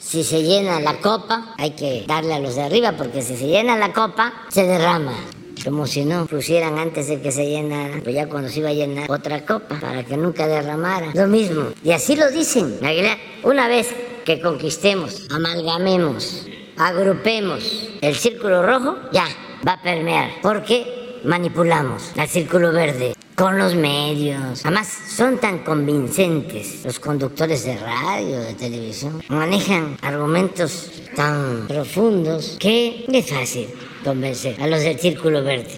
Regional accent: Mexico; nuestro país

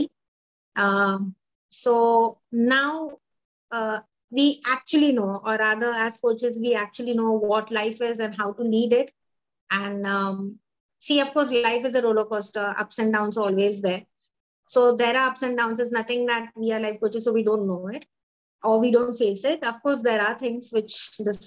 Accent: Mumbai, Maharashtra, India; I'm from Mumbai

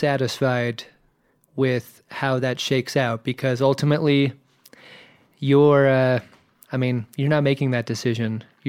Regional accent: Virginia Beach, Virginia, United States; also born or lived in Southern California; Moved across country to Virginia Beach.

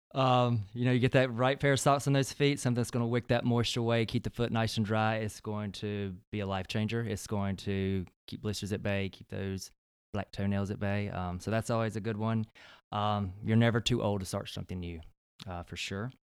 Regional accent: Belton, South Carolina, United States; moved away; originally born and raised in South Carolina, from upstate, uh, South Carolina, a very small town called Belton

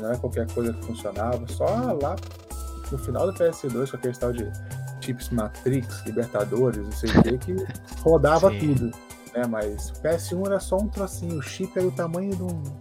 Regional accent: Niterói, Rio de Janeiro, Brazil; also born or lived in Macaé; sou de Niterói, mas minha família também é de Macaé, uma cidade perto.

